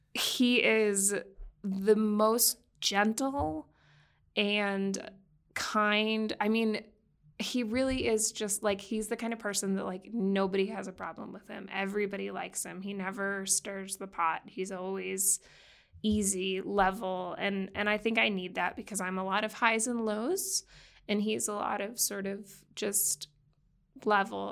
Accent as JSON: {"language": "English", "town": "Boston", "region": "Massachusetts", "country": "United States", "tie": "born or raised there", "moved": "yes", "said": "I grew up in Boston"}